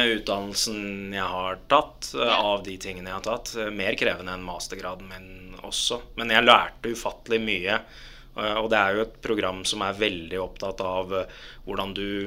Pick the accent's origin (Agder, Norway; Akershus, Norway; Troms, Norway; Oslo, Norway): Akershus, Norway; Lørenskog; born or raised there; also born or lived in Dubai, United Arab Emirates